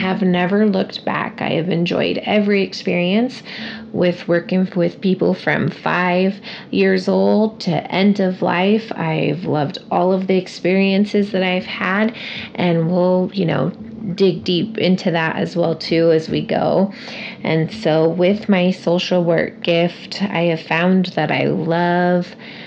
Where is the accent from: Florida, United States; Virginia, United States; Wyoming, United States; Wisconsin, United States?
Wyoming, United States; Casper; also born or lived in Long Beach, California; I've been in Casper, Wyoming since I was 6 years old with my family